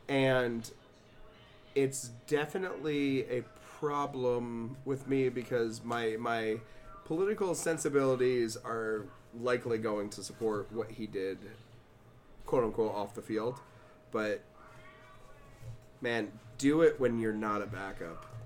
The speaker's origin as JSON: {"language": "English", "region": "Alabama", "country": "United States", "tie": "born or raised there", "said": "I have been a 49ers fan growing up in Alabama"}